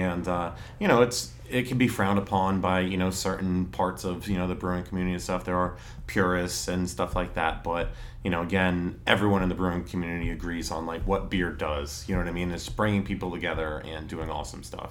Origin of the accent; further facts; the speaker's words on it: New Tripoli, Pennsylvania, United States; also born or lived in Emmaus; I grew up out in New Tripoli, went to Northwestern Lehigh